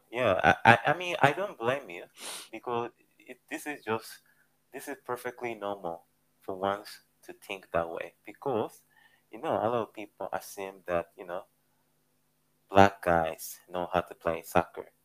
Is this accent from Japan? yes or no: yes; Japan; English is a second language; I grew up in Japan, mm-hmm. and a lot of people assume okay. that I speak English, yeah? uh-huh. uh, as my mother tongue, right? Which is not.